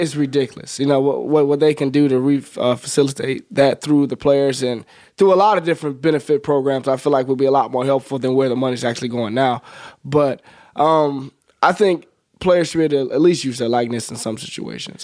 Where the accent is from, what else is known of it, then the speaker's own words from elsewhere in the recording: Birmingham, Alabama, United States; moved away; also born or lived in Nebraska; I'm from Birmingham, uh, right outside the city, from a small little community called Smithfield